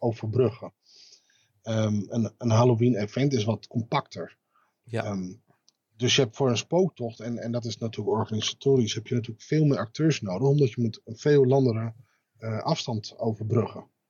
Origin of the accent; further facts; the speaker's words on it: Amsterdam, North Holland, Netherlands; moved away as an adult; now in Zaandam, Netherlands; geboren in Amsterdam, woon sinds tweeduizend zes in Zaandam.